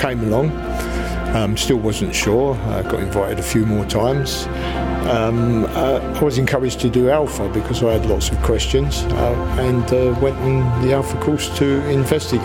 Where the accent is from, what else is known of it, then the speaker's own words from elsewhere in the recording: London, United Kingdom; moved away as an adult; now in Peterborough, United Kingdom; I was brought up in East London, quite a difficult place